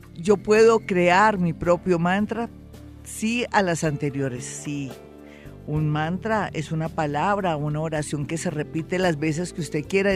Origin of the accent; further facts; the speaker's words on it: Colombia; somos los colombianos